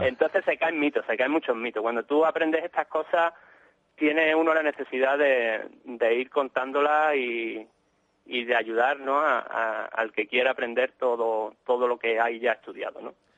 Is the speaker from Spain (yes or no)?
yes; Málaga, Andalusia, Spain; somos de Málaga, pero íbamos mucho a la zona de Cádiz